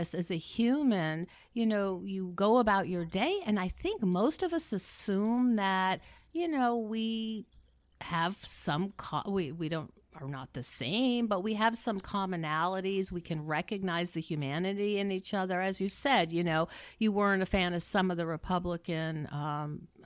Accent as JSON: {"language": "English", "country": "United States", "said": "I'm an American and that means something."}